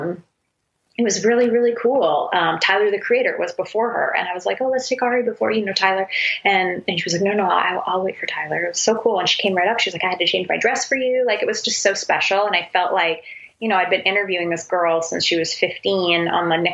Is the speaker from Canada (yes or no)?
yes; Canada; I'm Canadian